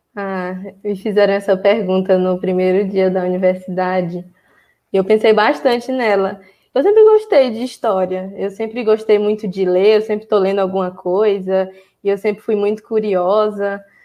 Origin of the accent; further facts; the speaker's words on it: Floriano, Piauí, Brazil; eu sou de Floriano